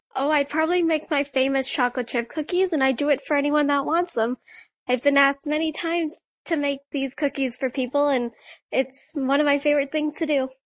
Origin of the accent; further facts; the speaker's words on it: Blind River, Ontario, Canada; the curling club in my hometown of Blind River